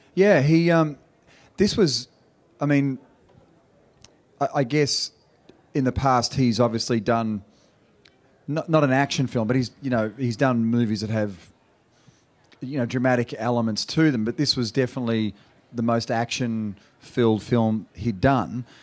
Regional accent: Australia; accent: Australian

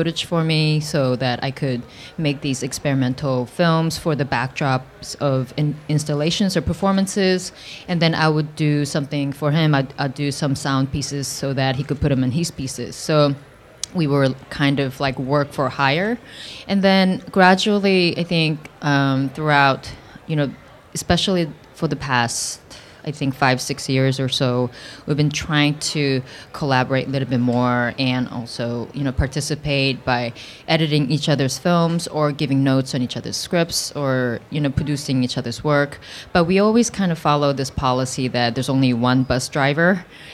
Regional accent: South Korea; now in United States; my childhood of growing up in Korea

